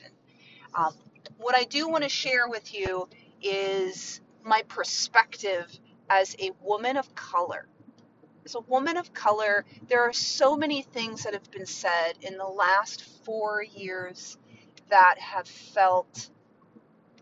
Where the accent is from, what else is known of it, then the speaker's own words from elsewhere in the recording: Mount Vernon, Virginia, United States; My home is Virginia. I grew up right outside of Mount Vernon